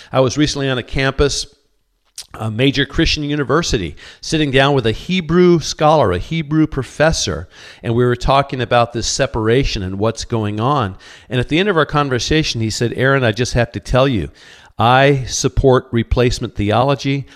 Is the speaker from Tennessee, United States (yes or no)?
no; California, United States; I grew up in California